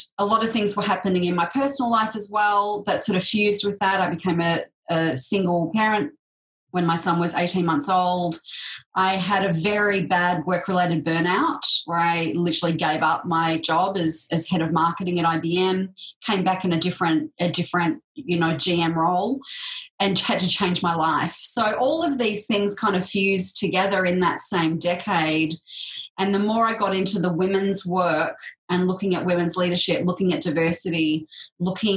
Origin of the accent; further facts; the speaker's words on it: Sydney, New South Wales, Australia; So that was in the sort of outskirts of Sydney